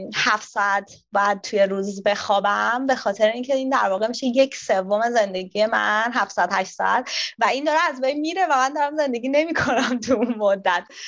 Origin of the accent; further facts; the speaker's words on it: Tehran, Tehran Province, Iran; moved away as an adult; also born or lived in Sydney, Australia; now in Australia; من از تهران میام